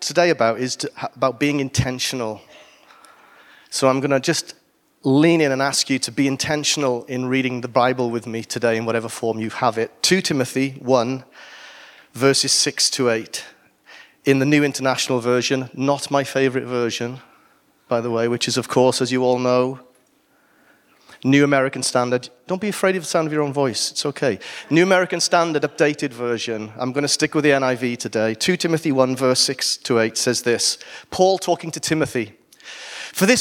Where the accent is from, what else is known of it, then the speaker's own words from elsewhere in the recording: Wales, United Kingdom; I'm Welsh